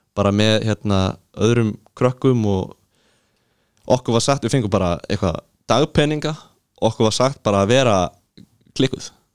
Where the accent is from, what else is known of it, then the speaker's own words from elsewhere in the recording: Iceland; ég kem frá Íslandi